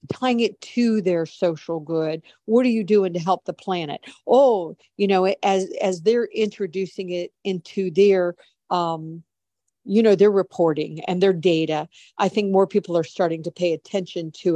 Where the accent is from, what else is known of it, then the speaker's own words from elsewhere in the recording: United States; I'm an American. I even though I'm very well traveled, I have always lived in the United States